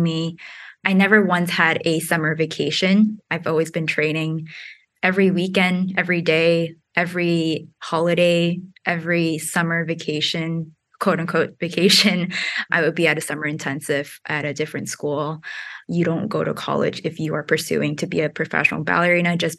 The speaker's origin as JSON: {"language": "English", "region": "New York", "country": "United States", "tie": "born or raised there", "also_born_or_lived": "Singapore", "said": "I grew up in New York, but I was born in Singapore"}